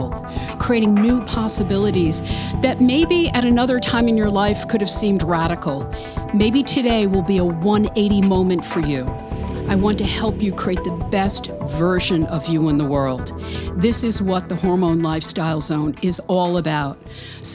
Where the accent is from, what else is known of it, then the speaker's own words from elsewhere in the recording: New York City, New York, United States; moved away; Brooklyn, New York, yay, my hometown